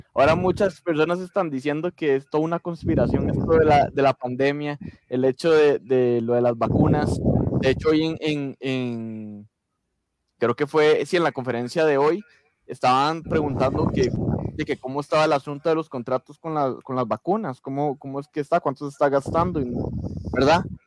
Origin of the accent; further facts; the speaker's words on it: Costa Rica; como buen tico